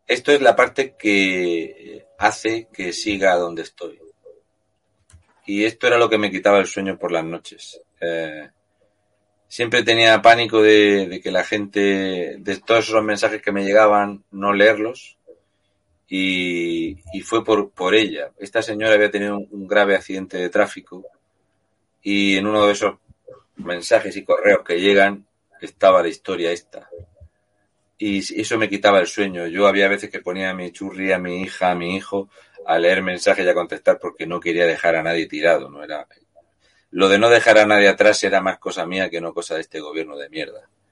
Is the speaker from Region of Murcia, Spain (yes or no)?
yes; Region of Murcia, Spain; somos tontos y de Murcia